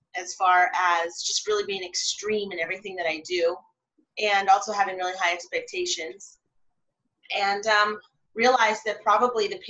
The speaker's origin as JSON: {"language": "English", "region": "California", "country": "United States", "tie": "born or raised there", "also_born_or_lived": "London, England / Canada", "said": "I'm Canadian from California, and I grew up for 6 years in London, England, and then I grew up most of the rest of my life in California."}